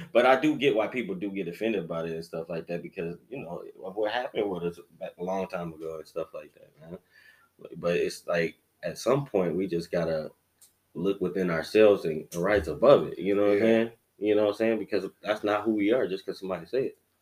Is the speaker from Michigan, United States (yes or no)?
yes; Detroit, Michigan, United States; I'm from Detroit